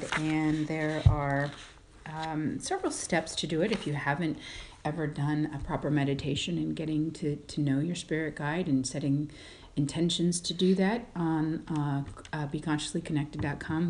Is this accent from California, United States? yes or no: no; Colorado, United States; I am from Colorado